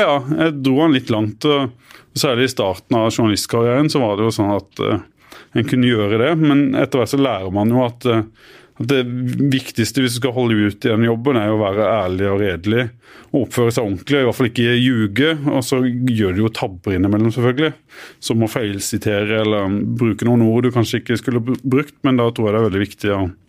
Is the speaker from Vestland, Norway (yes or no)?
no; Arendal, Agder, Norway; moved away as an adult; also born or lived in Bø; Vi feirer annethvert eh, år på Hisøy, der jeg kommer fra. Hos mine foreldre